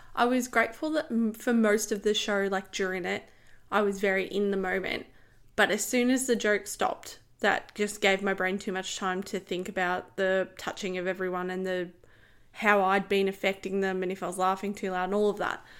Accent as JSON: {"language": "English", "country": "Australia", "said": "I'm Australian. I live here."}